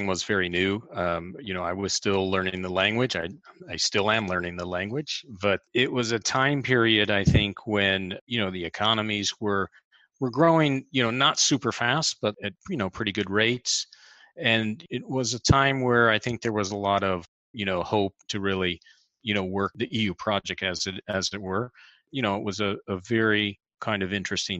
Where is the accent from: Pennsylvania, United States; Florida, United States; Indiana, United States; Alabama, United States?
Indiana, United States; Fort Wayne; moved away as an adult; also born or lived in United Kingdom; now in Milan, Italy; I was raised in Indiana